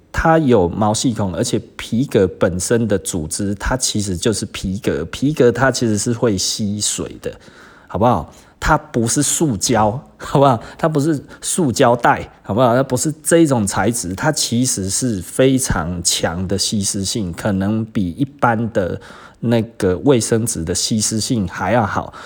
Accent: Taiwan; 我们台湾人其实就是 model 身材

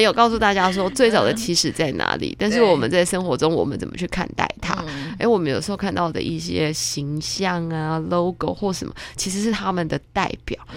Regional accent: Taiwan; 我以前小时候是在眷村长大，但是我，我不是那个外省人，我是本省人

